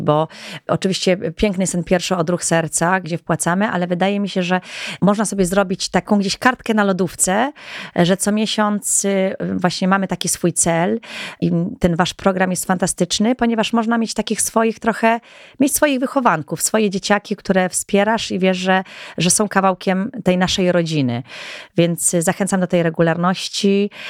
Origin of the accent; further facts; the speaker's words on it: Goral, Podhale, Poland; jestem góralką też